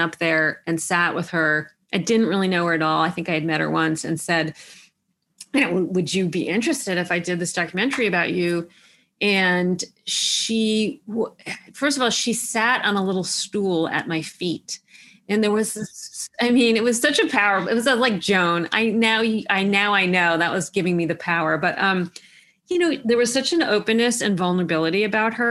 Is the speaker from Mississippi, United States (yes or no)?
no; New York City, New York, United States; I grew up in Manhattan